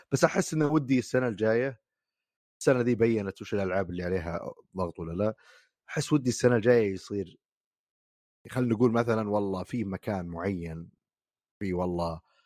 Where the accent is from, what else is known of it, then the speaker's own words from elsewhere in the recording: Saudi Arabia; عندنا في السعوديه